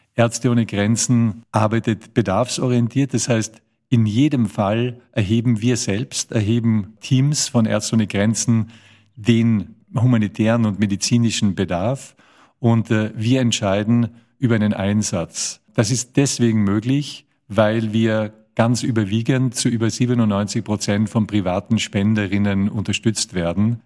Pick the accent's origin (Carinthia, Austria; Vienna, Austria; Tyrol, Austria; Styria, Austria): Tyrol, Austria; ich komme aus Österreich, ich bin ein Tiroler